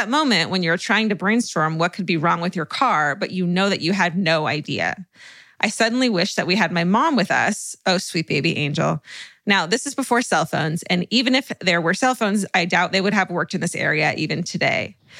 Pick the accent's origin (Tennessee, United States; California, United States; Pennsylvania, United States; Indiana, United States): California, United States; I'm from California